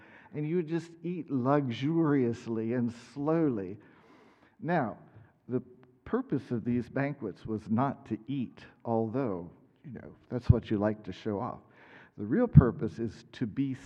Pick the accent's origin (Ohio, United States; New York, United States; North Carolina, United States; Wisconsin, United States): Ohio, United States; Middletown; moved away as an adult; also born or lived in Kansas; I grew up in Middletown, Ohio, a long way south from here